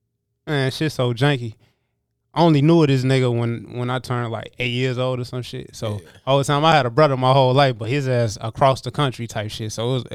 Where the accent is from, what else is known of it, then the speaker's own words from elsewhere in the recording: Kankakee, Illinois, United States; born there; I was born in Kankakee, Illinois, but I'm the type of motherfucker, I'll just claim Illinois as a whole, because I done moved from place to place, from the city to the motherfucking burbs.